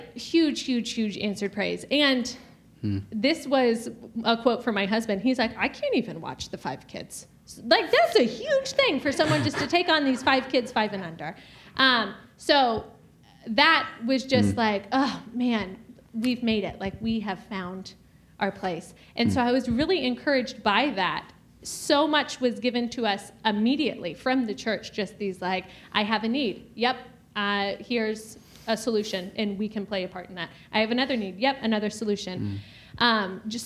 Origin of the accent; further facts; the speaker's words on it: Georgia, United States; moved away as an adult; also born or lived in California / South Carolina; now in Wisconsin, United States; we're originally from Georgia